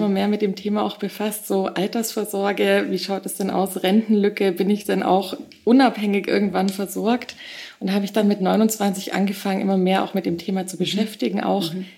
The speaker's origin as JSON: {"language": "German", "town": "Augsburg", "region": "Bavaria", "country": "Germany", "tie": "born or raised there", "also_born_or_lived": "Nuremberg", "moved": "as an adult", "lives_now": "Munich, Germany", "said": "Ich komme ursprünglich aus Augsburg, ähm, bin 31 Jahre alt, ähm, habe nach dem Abi relativ schnell aus nach Nürnberg genommen"}